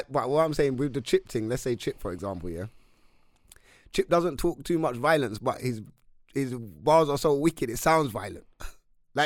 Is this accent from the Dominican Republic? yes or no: no; London, United Kingdom; we're from London